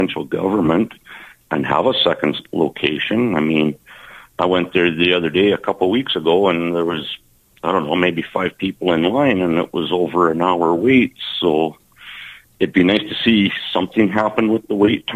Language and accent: English; Moose Jaw, Saskatchewan, Canada; 16th Avenue has been a thing since I was a kid, of course, growing up on South Hill